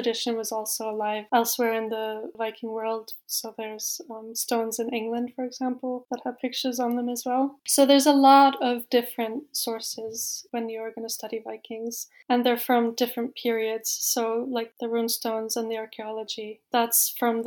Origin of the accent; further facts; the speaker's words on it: Iceland; moved away as an adult; also born or lived in Oxford; now in Norway; I'm from Iceland